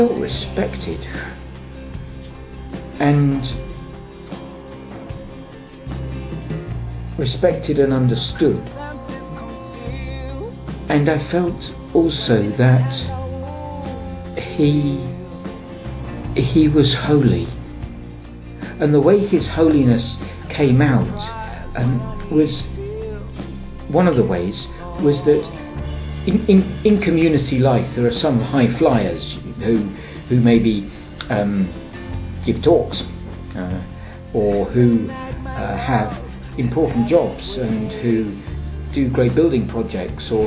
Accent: England, United Kingdom; from England

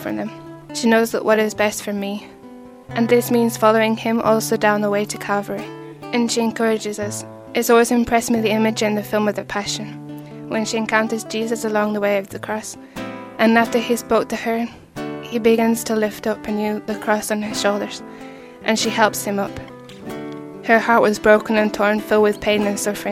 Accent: England, United Kingdom; moved away; I'm originally from England, Great Britain

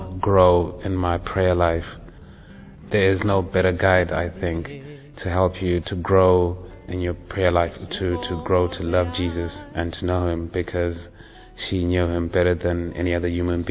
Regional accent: Zimbabwe; I'm from Zimbabwe and I'm 30 years old.

